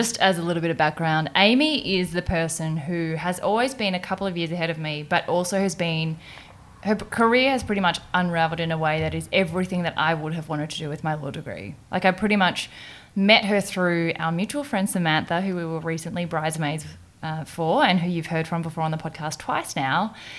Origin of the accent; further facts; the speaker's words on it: Perth, Western Australia, Australia; I'm from Perth.